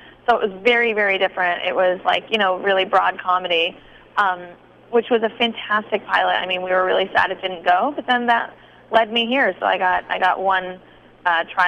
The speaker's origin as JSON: {"language": "English", "area": "a suburb right outside of Boston", "region": "Massachusetts", "country": "United States", "tie": "born or raised there", "also_born_or_lived": "New York City, New York", "moved": "yes", "said": "I grew up in a suburb right outside of Boston, right near Fenway"}